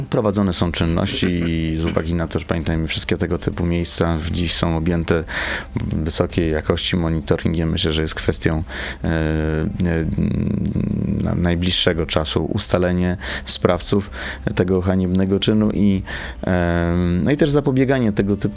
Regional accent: Warsaw, Masovian Voivodeship, Poland; będąc warszawiakiem

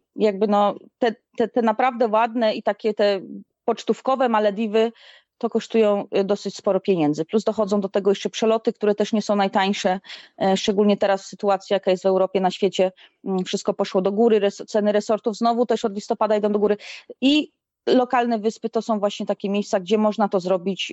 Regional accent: Stalowa Wola, Subcarpathian Voivodeship, Poland; also born or lived in Gliwice, Poland / Chorzów, Poland; now in Maldives; pochodzę ze Stalowej Woli, a mieszkałam w Gliwicach i na, na Śląsku w Chorzowie

